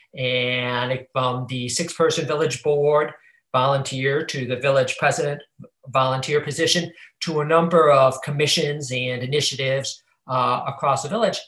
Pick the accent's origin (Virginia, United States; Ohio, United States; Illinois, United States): Ohio, United States; Cleveland; moved away as an adult; now in Chicago, United States; I grew up in Cleveland